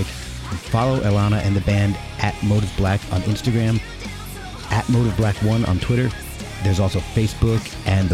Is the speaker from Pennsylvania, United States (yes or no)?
no; New Jersey, United States; I grew up in New Jersey